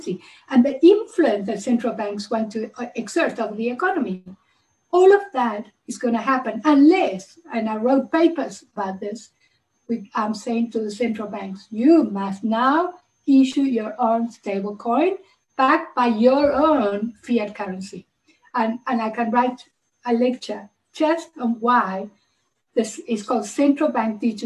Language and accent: English; Uruguay; now in South Africa; I'm originally from Uruguay. I send money to my family in South America